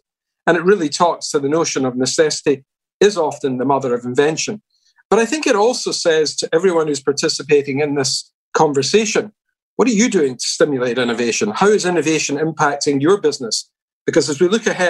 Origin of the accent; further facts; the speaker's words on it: Glasgow, Scotland, United Kingdom; my hometown of Glasgow